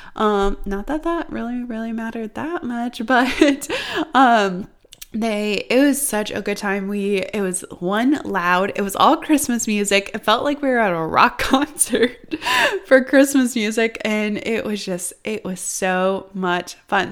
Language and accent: English; Iowa, United States; when I was growing up in Iowa, we literally had snow